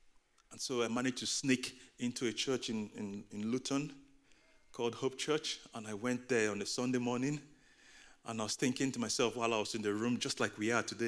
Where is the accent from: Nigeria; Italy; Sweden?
Nigeria; also born or lived in United Kingdom; now in Boston, United States; In the first third of my life, I was growing up in Nigeria. I was raised in a Christian home.